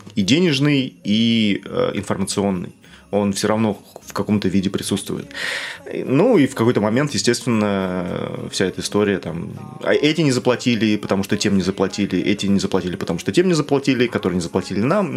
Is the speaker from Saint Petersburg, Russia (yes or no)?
no; Norilsk, Krasnoyarsk Krai, Russia; я вырос в Норильске, у нас снег в сентябре выпадал и лежал до июля